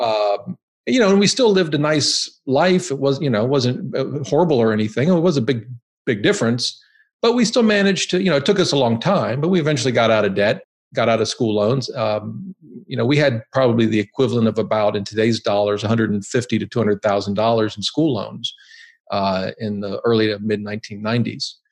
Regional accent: Ohio, United States; moved away as an adult; also born or lived in Boston; now in Virginia, United States; I grew up in Ohio

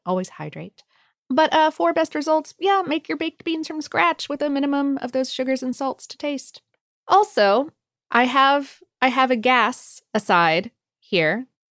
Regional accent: Ohio, United States; growing up in Ohio

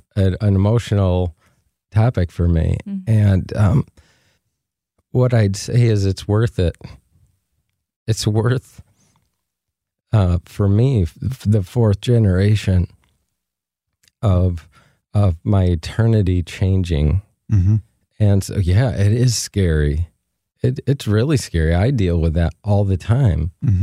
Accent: Flint, Michigan, United States; Near Flint, Michigan.

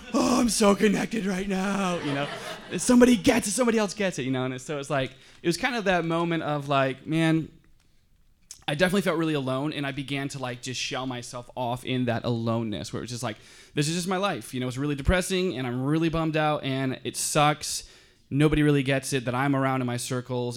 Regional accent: Michigan, United States; now in Southern California, United States; I'm from Michigan, so I'm kind of a country boy a little bit, too

